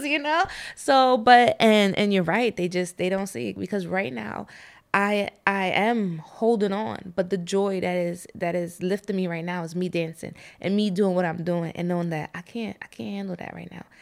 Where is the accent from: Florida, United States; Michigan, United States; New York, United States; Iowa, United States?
New York, United States; New York City; now in Lancaster, United States; I was born in the Bronx